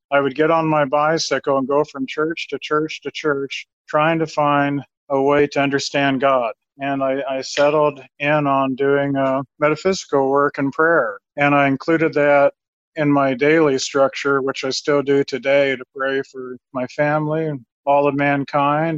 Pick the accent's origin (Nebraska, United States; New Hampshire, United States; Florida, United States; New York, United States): Nebraska, United States; Lincoln; I grew up in Nebraska, Lincoln, Nebraska